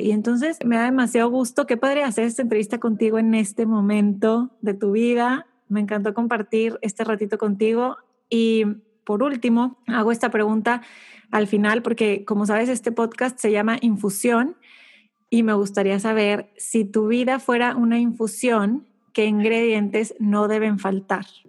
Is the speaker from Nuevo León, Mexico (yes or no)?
yes; Monterrey, Nuevo León, Mexico; Yo crecí en, en Monterrey, México